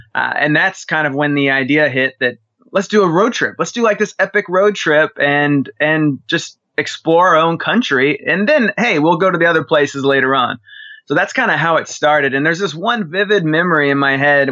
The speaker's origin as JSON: {"language": "English", "town": "Dallas", "region": "Texas", "country": "United States", "said": "from Dallas, Texas"}